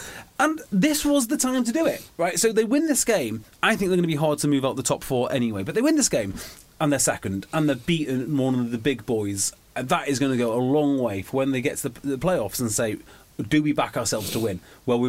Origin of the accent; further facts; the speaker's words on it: Wales, United Kingdom; yes, I am technically Welsh